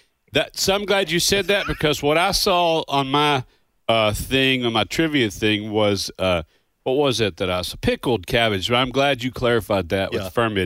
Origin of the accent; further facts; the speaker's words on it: Kentucky, United States; As a boy who was born and raised in Kentucky